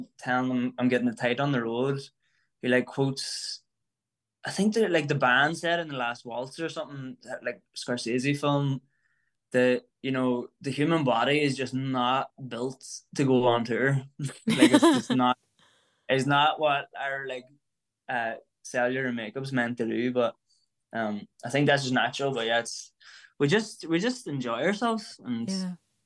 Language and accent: English; Ireland; an Irish musician